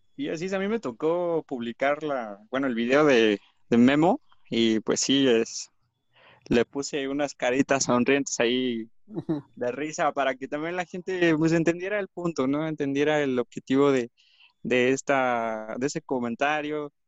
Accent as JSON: {"language": "Spanish", "country": "Mexico", "said": "nuestro país"}